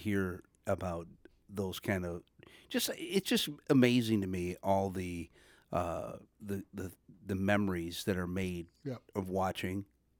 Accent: Detroit, Michigan, United States; growing up in Detroit

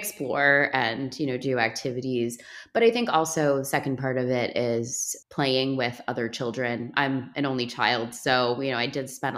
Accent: New York City, New York, United States; moved away as an adult; now in New Jersey, United States; I'm from Brooklyn, New York. I'm a city kid. I grew up in the city

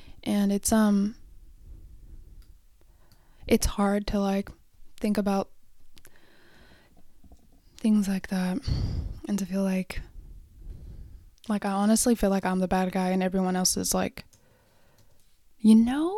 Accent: Oxnard, California, United States; moved away; Originally, I'm from Oxnard, like Ventura, Beachy

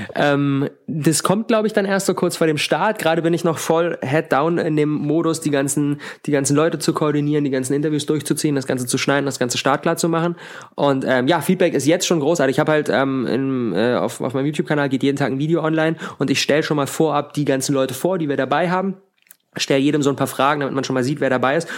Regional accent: Berlin, Germany; ich komme aus Berlin, ich wohne in Berlin

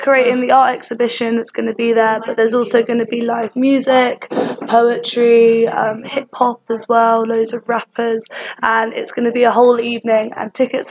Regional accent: Kingston upon Thames, London, United Kingdom; because we're both from Kingston

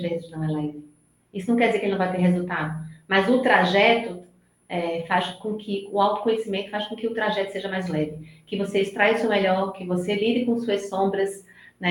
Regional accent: Recife, Pernambuco, Brazil; accent: nordestino, meio misturado com São Paulo; now in São Paulo, Brazil; pelo meu sotaque, já dá para perceber que eu não sou de São Paulo, eu moro em São Paulo, eu sou nordestina, sou de Recife

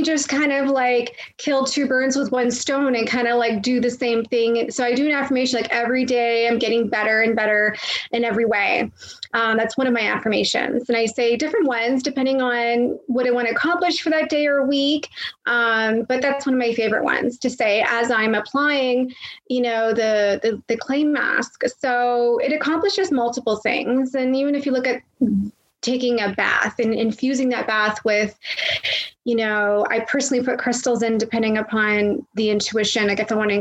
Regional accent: Toronto, Ontario, Canada; also born or lived in Florida; I'm originally from the Toronto area, but I reside in both places.

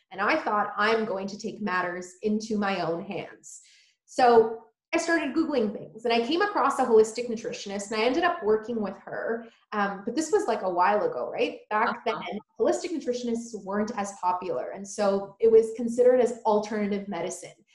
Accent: Poland; now in United States; I was born in Poland

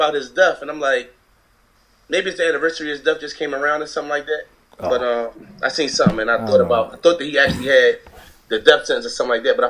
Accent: Baltimore, Maryland, United States; I'm from Cherry Hill, too. They ain't tell you. I'm from Cherry Hill.

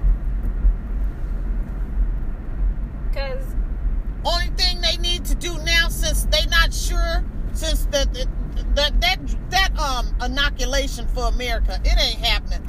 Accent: United States; We are Americans

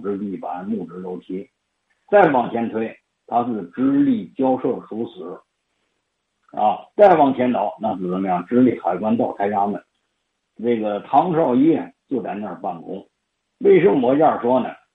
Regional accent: Hebei District, Tianjin, China; 我们河北区的领导和河北区的老百姓都关注我们家乡的历史，多挖掘一下我们河北新区的故事

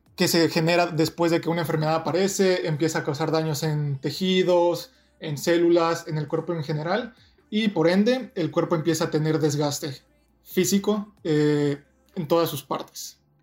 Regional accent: Toluca, State of Mexico, Mexico; moved away as an adult; also born or lived in Ensenada, Baja California; now in Irvine, United States; yo soy mexicano, nací, y crecí en la ciudad de Toluca, cerca de la Ciudad de México

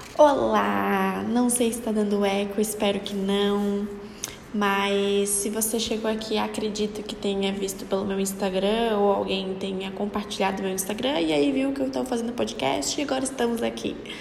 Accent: Florianópolis, Santa Catarina, Brazil; Eu sou daqui de Florianópolis, Santa Catarina

